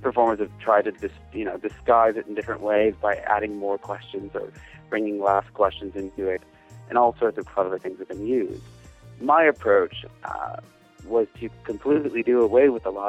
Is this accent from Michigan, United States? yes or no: yes; Detroit, Michigan, United States; I'm actually from Detroit, Michigan, over in the States. I've been here all my life.